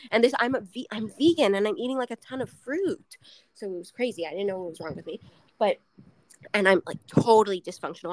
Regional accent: Montreal, Quebec, Canada; I grew up in Montreal

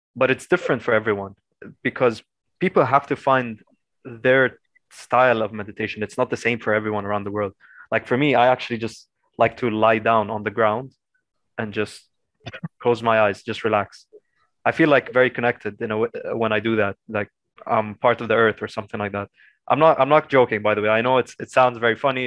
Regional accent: Lebanon; being a Lebanese, with a Lebanese passport

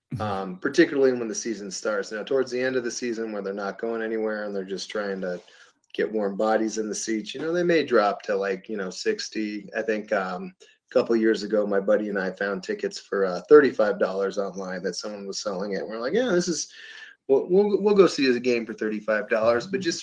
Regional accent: Denver, Colorado, United States; You know, I think about, like, you know, my hometown, football team, the Denver Broncos, in season tickets.

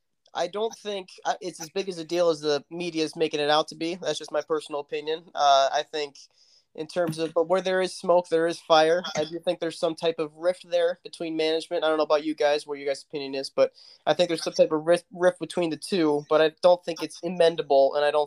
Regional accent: Chicago, Illinois, United States; I hail from Chicago, Illinois.

